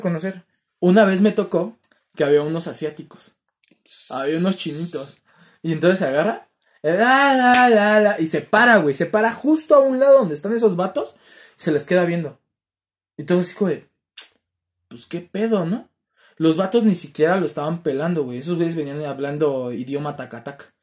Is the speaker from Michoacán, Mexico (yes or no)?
no; Ecatepec, State of Mexico, Mexico; soy de Catepec y sé que está feo Catepec